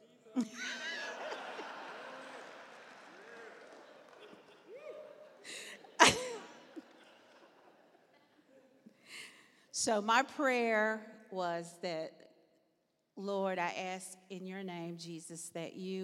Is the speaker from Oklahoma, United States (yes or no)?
yes; Anadarko, Oklahoma, United States; growing up in Anadarko, Oklahoma